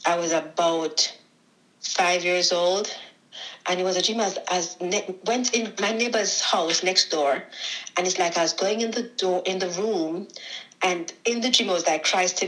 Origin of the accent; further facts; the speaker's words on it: Jamaica; moved away as an adult; now in United States; I'm Jamaican. I was born in Jamaica